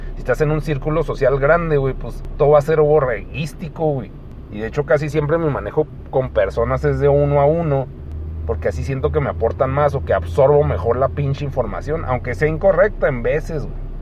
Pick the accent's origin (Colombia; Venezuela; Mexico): Mexico; siendo mexicano